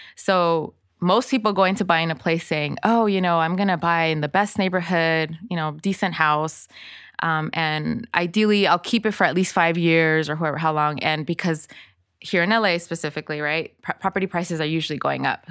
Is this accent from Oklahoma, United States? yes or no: no; Inglewood, California, United States; English is a second language; also born or lived in El Salvador; I was actually born in El Salvador and my entire family fled to the States because of the Civil War back then in the eighties. So I grew up in Inglewood